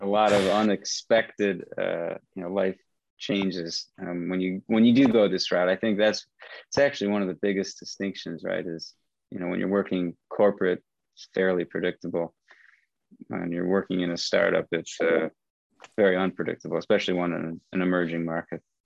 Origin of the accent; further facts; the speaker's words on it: Michigan, United States; moved away as an adult; also born or lived in Vietnam / San Francisco; I grew up in Michigan um, studied economics philosophy